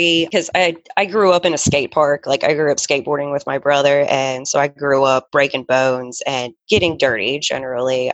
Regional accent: Charlotte, North Carolina, United States; I ended up transferring back to Charlotte, North Carolina, my hometown, to a school there.

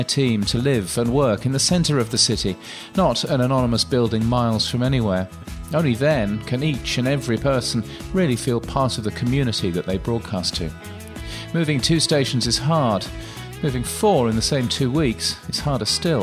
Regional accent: Brisbane, Queensland, Australia; my hometown of Brisbane, Australia

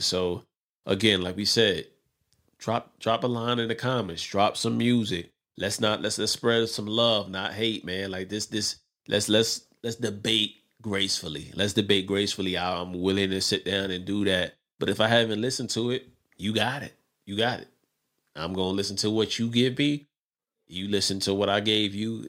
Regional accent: New York City, New York, United States; I'm from Brooklyn

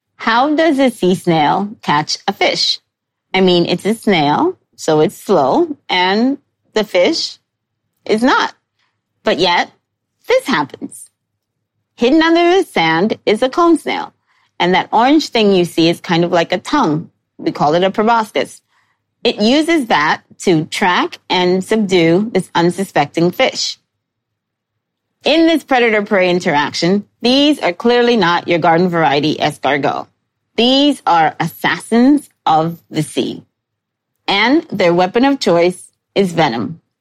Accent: New York City, New York, United States; I grew up in New York City with forced access to the Natural History Museum

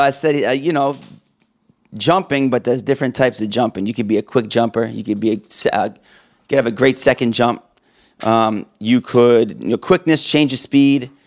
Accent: Boston, Massachusetts, United States; also born or lived in New Hampshire; I grew up in the Boston area, went to Trinity High School

